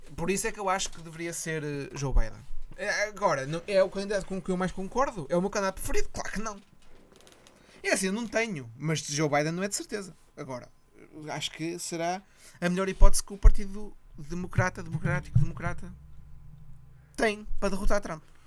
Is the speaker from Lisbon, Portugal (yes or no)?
no; Ponte da Barca, Viana do Castelo, Portugal